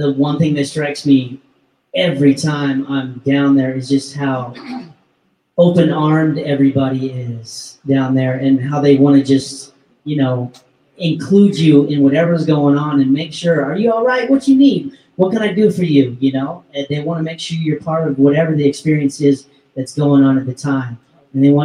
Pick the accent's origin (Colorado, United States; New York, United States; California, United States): Colorado, United States; I grew up in Colorado.